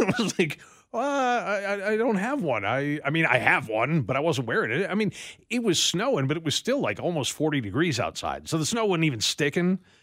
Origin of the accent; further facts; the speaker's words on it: Western New York, United States; I was born in Western New York